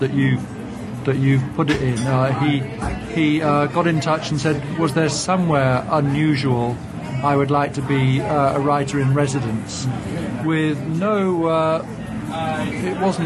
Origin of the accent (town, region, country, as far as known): England, United Kingdom